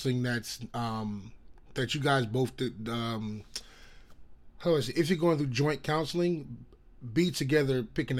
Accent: East Orange, New Jersey, United States; I was raised in East Orange, New Jersey

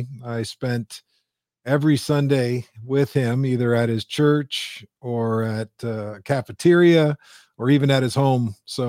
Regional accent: Windsor, Ontario, Canada; Sure. So I'm Canadian. I was actually born and raised in Windsor, Ontario.

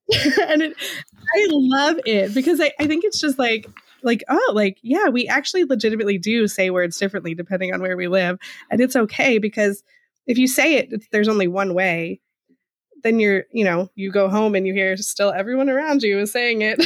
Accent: Eastern Pennsylvania, United States; accent: Eastern Pennsylvania; my Eastern Pennsylvania dialect

